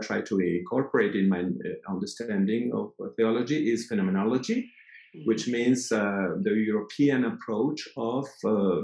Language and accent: English; Mexico; also born or lived in Fribourg, Switzerland / Mexico City, Mexico; I come from Mexico